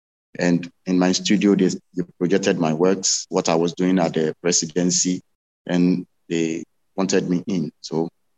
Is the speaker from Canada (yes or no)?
no; Accra, Greater Accra, Ghana; I'm from Accra, Ghana. I grew up in Ghana, and growing up in Ghana is a little bit challenging.